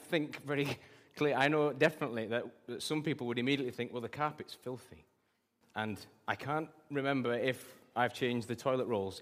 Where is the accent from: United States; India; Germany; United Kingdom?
United Kingdom; England; I'm British